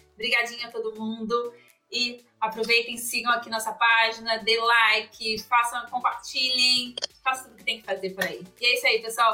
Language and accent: Portuguese; Brazil; moved away